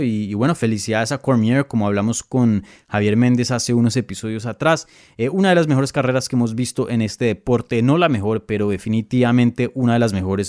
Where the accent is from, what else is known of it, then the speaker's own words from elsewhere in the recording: Bogotá, Colombia; Yo soy de Bogotá